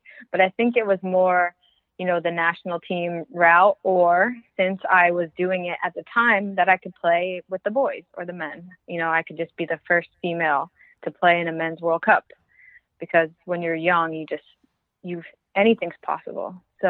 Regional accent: Northeast, United States; I could talk fast. I'm from the Northeast, so I can talk fast.

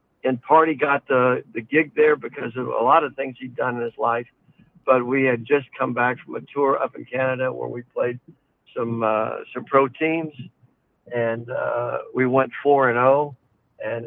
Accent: the South, United States; now in Omaha, United States; I grew up in the South.

